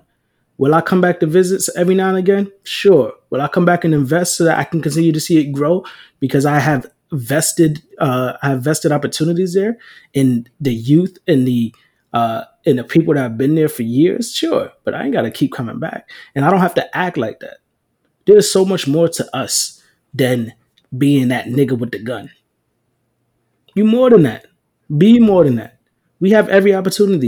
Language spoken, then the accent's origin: English; New York City, New York, United States; I grew up in the Bronx